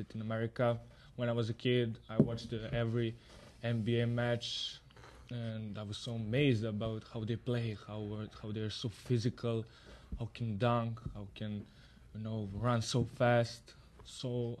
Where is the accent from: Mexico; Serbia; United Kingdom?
Serbia; now in United States; I'm from Serbia